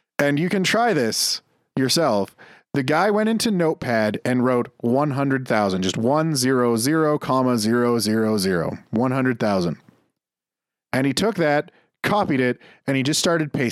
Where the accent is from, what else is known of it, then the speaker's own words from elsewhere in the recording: Canada; We're Canadian